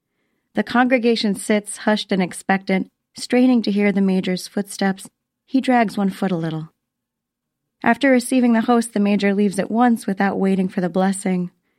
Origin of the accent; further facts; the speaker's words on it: Florida, United States; growing up in Florida